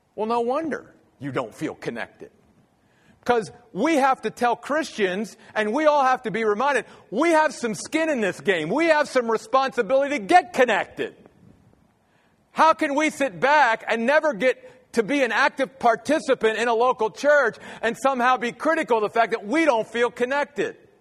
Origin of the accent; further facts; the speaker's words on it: Maryland, United States; moved away as an adult; grew up in the Church of the Brethren back in Maryland, where I'm from